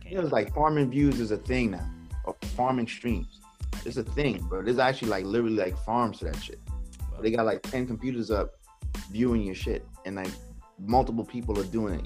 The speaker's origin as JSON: {"language": "English", "town": "New York City", "region": "New York", "country": "United States", "tie": "born or raised there", "said": "when I was growing up in Brooklyn, New York"}